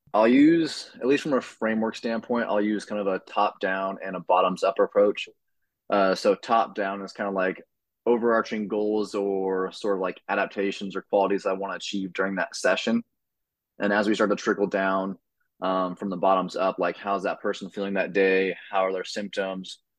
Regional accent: Oregon, United States; moved away as an adult; now in Maryland, United States; I'm originally from Oregon

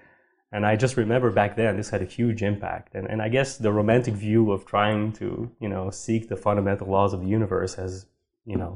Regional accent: Sherbrooke, Quebec, Canada; moved away; also born or lived in Montreal; I grew up in Sherbrooke

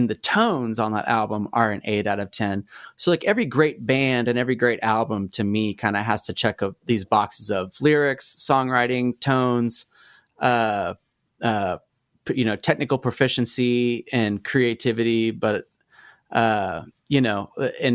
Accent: Oklahoma, United States; we're from Oklahoma

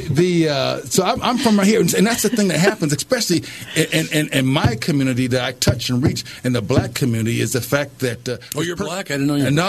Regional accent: Minneapolis, Minnesota, United States; Yeah, I'm from North Minneapolis.

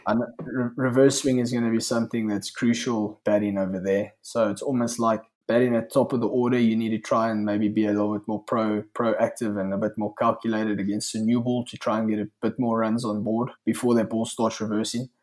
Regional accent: South Africa; we all lived in a bit of a exclusive nature in South Africa

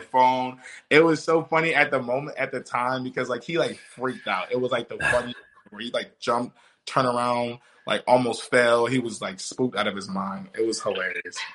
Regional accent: Wisconsin, United States; moved away; I'm from Wisconsin a little bit, kind

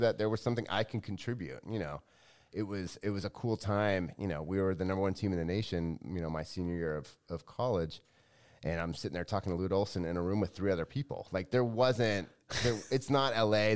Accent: Los Angeles, California, United States; moved away as an adult; I grew up in L

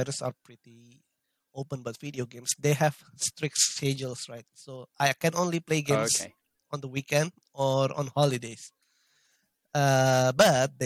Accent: Indonesia; I live in Indonesia

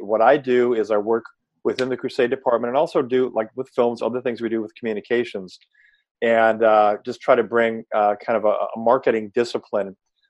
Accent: Chicago, Illinois, United States; I went to a school at University of Illinois in Chicago. I grew up in Chicago.

